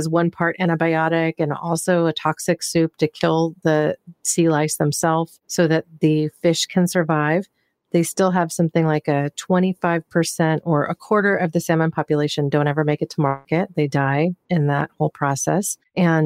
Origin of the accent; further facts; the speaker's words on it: Pacific Northwest, United States; I'm from the Pacific Northwest. I grew up there